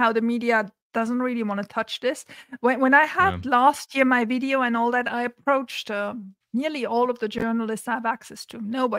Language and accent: English; Santa Barbara, California, United States; it's happening in my hometown of Santa Barbara.